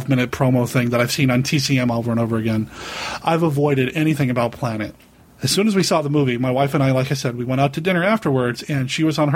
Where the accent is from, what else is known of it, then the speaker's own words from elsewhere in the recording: Cheyenne, Wyoming, United States; I grew up in Cheyenne, Wyoming